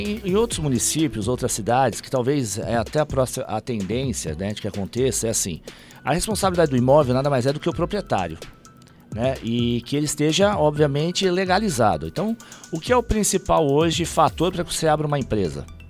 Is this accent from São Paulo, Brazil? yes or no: yes; Ribeirão Pires, São Paulo, Brazil; eu como sou de Ribeirão